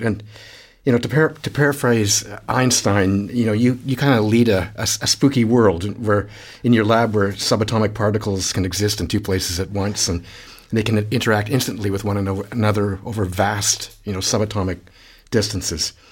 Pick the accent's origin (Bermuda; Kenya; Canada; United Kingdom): Canada; now in Australia; as a Canadian